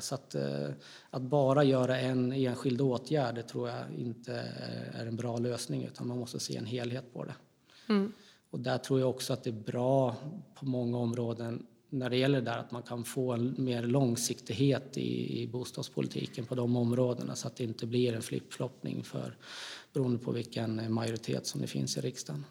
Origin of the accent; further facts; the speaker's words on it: Gävle, Gävleborg County, Sweden; jag kommer från Gävle. Mm. Så jag bor fortfarande kvar i Gävle.